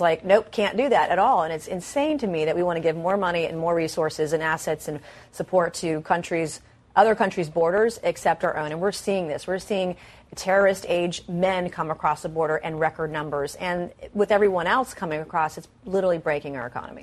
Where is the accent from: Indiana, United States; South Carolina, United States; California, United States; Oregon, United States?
South Carolina, United States; I'm from South Carolina